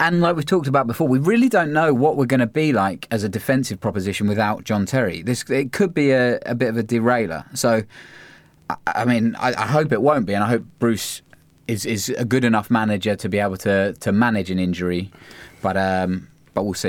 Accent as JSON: {"language": "English", "town": "Cambridge", "region": "East of England", "country": "United Kingdom", "tie": "born or raised there", "said": "we grew up in Cambridge"}